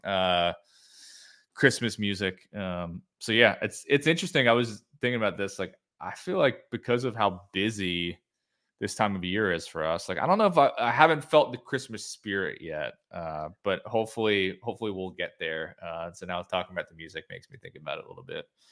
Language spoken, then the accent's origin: English; New Jersey, United States; born and raised in, uh, New Jersey